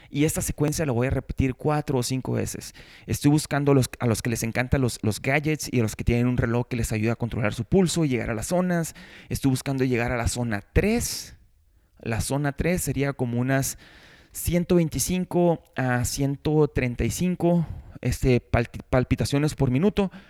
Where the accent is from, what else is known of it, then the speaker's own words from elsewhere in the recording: Mexico; yo crecí en México, entonces en México no teníamos tanto acceso a ese tipo de snacks.